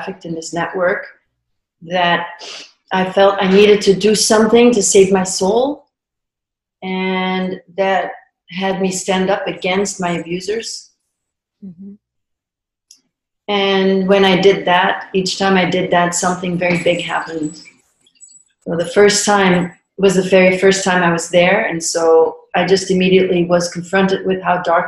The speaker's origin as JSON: {"language": "English", "country": "Belgium", "tie": "born or raised there", "said": "I grew up in Belgium"}